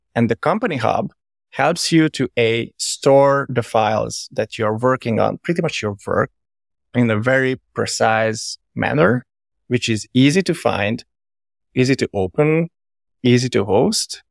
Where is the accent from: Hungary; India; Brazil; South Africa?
Hungary; moved away as an adult; also born or lived in Verona, Italy / Budapest, Hungary / London, United Kingdom; I'm originally from Hungary, by the way, but I live, like, pretty much everywhere, all over the place